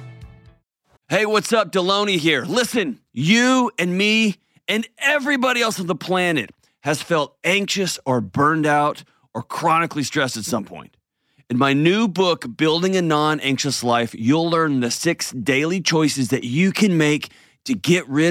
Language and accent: English; Texas, United States; moved away; I'm from Texas. It's my hometown. It's a home state. Not my hometown, but it's my home state.